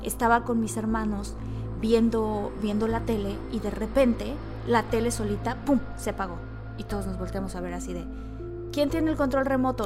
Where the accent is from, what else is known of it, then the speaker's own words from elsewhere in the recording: Villahermosa, Tabasco, Mexico; yo crecí en Villahermosa y en Tabasco